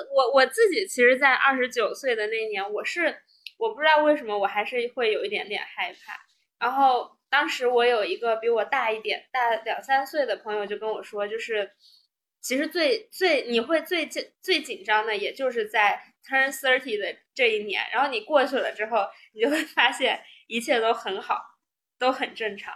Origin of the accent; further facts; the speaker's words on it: China; also born or lived in United States; 我们中国人